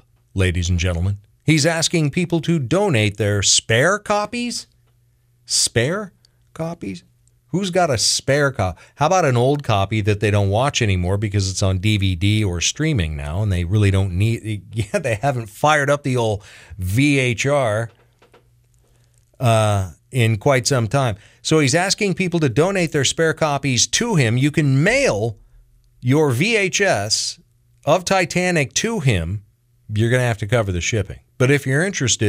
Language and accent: English; Washington, United States; now in Charlotte County, United States; Back in my home state of Washington